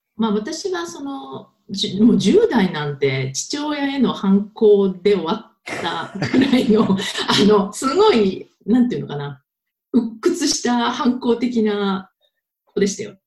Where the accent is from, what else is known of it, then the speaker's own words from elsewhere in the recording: Tokyo, Japan; moved away as an adult; now in Paris, France; 東京生まれの東京育